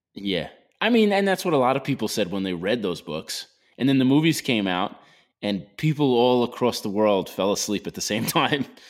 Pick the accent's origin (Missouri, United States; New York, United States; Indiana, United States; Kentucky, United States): New York, United States; Long Island; I grew up in Long Island. All there is is traffic